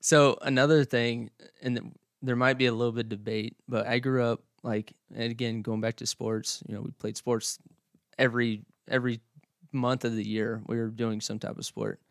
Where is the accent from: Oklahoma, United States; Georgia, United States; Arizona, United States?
Oklahoma, United States; also born or lived in north central Kansas / Clyde, Kansas / central Kansas; now in Kansas, United States; I grew up in Oklahoma